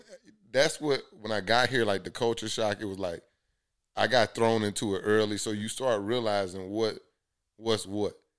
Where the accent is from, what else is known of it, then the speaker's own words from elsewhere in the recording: Columbus, Georgia, United States; moved away as an adult; also born or lived in Tuskegee, Alabama; now in Atlanta, United States; I'm from the South, so, like, went to high school in Columbus, Georgia